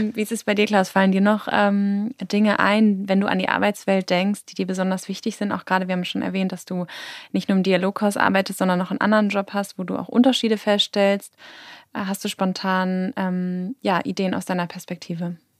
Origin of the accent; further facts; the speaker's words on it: Hamburg, Germany; ich bin auch in Hamburg groß geworden